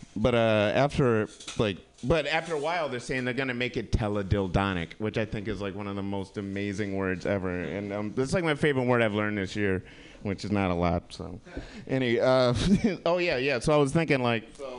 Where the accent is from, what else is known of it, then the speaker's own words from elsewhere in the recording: Kalamazoo, Michigan, United States; moved away; my hometown, Kalamazoo